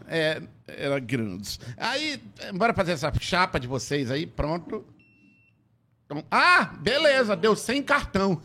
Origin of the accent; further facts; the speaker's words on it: Tefé, Amazonas, Brazil; quando eu era criança lá em Tefé